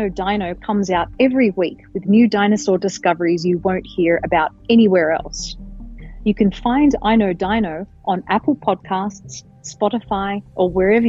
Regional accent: Australia; when I was growing up in Australia, when I was a kid in the 1980s

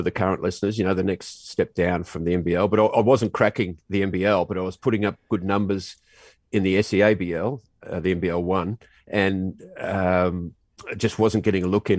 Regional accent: Australia; being Australian and being on the basketball team as well

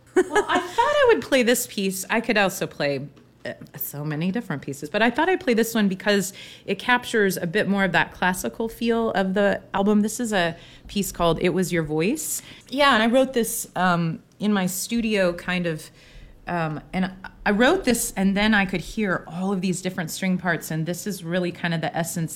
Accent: Eugene, Oregon, United States; also born or lived in Manzanita, Oregon; now in Portland, United States; I grew up in Eugene.

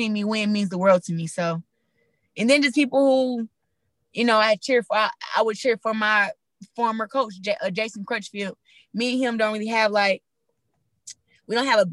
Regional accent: Flint, Michigan, United States; me growing up in Flint

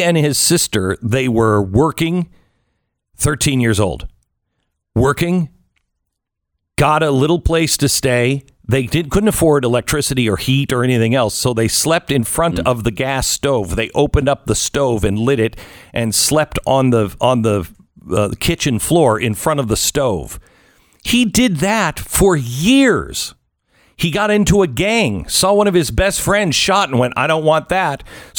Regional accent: Pacific Northwest, United States; When I was a kid growing up in the Pacific Northwest, I remember these absolute freaks that wanted to be part of Cascadia.

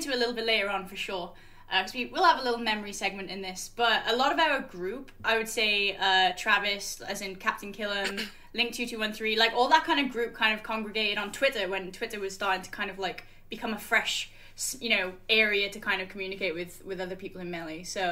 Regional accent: Wales, United Kingdom; now in North East England, United Kingdom; originally I'm from Wales, and there was, like, 6 people there.

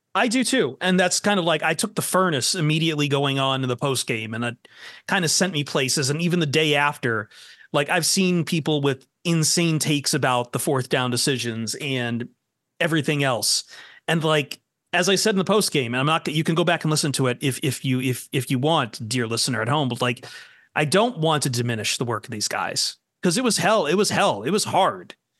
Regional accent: Toledo, Ohio, United States; I'm from Toledo

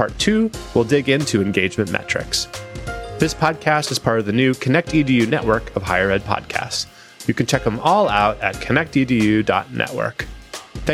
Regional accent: Vermont, United States; growing up in Vermont

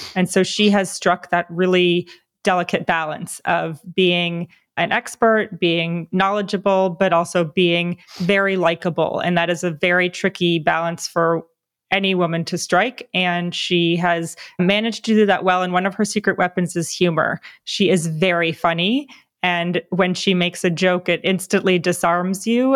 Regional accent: New Jersey, United States; moved away; I grew up on the East Coast as well in New Jersey

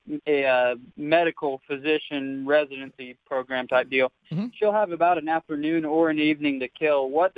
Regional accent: Versailles, Kentucky, United States; now in Louisville, United States; Originally I'm from Versailles, Kentucky, but I'm here in Louisville, Kentucky.

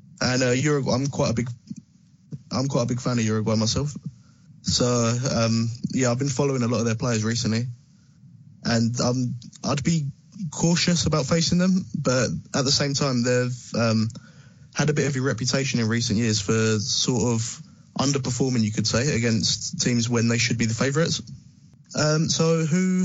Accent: England, United Kingdom; I'm English.

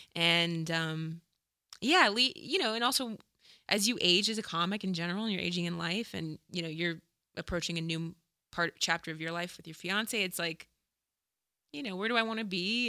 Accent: Dayton, Ohio, United States; moved away as an adult; also born or lived in Chicago; I'm from Dayton

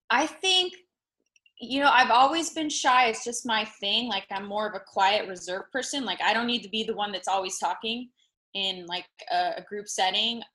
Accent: Las Vegas, Nevada, United States; moved away as an adult; now in Los Angeles, United States; I was born and raised in Vegas.

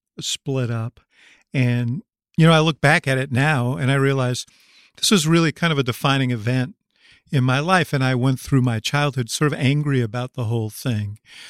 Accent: Chicago, Illinois, United States; Well, being a Chicagoan, the other thing that came with the immigrant wave of the Irish is an affinity for politics.

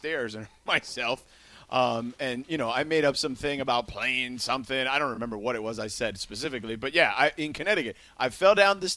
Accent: Cuba; I am Cuban

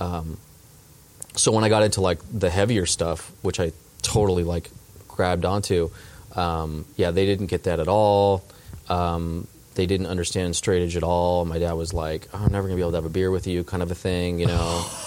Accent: Southern California, United States; born or raised there; also born or lived in Colorado / Chicago / Dallas, Texas

